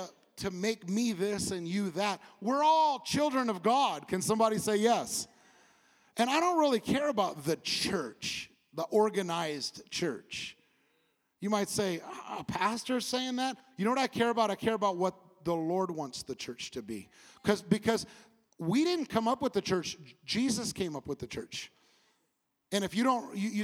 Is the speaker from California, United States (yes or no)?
yes; California, United States; moved away as an adult; now in Bible Belt, United States; I'm from California